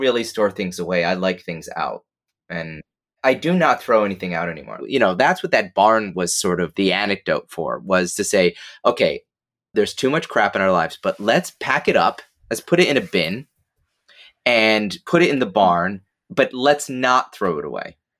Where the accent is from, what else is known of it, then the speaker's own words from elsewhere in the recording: Binghamton, New York, United States; moved away; my hometown of Binghamton